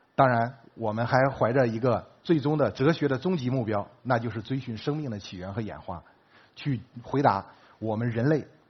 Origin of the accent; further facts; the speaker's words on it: China; 我们中国人也在贡献自己的力量